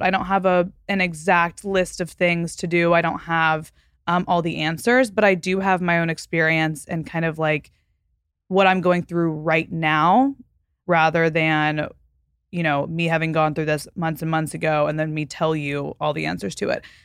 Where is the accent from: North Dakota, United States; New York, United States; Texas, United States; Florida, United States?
Texas, United States; Fort Worth; moved away; Fort Worth, which is my hometown